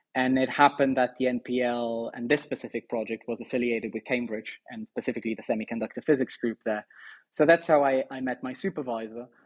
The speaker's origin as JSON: {"language": "English", "area": "Póvoa de Varzim", "region": "Norte", "country": "Portugal", "tie": "born or raised there", "also_born_or_lived": "Porto", "moved": "yes", "said": "I spent most of my time in Porto. I'm actually from a, a town just outside Porto called uh, Povo de um, okay. and uh, but yeah, I mean, I, I spent my life there"}